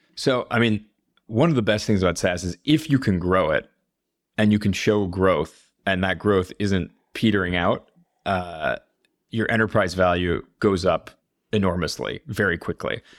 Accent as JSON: {"language": "English", "town": "Minneapolis", "region": "Minnesota", "country": "United States", "tie": "born or raised there", "also_born_or_lived": "Chicago / Los Angeles", "moved": "yes", "lives_now": "Spain", "said": "I grew up in Minneapolis"}